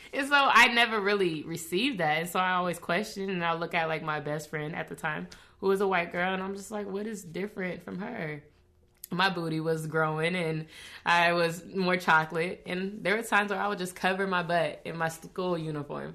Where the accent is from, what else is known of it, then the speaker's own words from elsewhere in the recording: Federal Way, Washington, United States; also born or lived in Lacey, Washington; Growing up in Washington, it was challenging